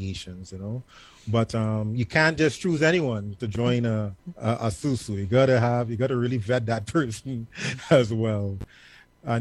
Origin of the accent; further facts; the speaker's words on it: Point Fortin, Trinidad & Tobago; now in Georgia, United States; a very big part of my culture growing up in Point Fortin, Trinidad and Tobago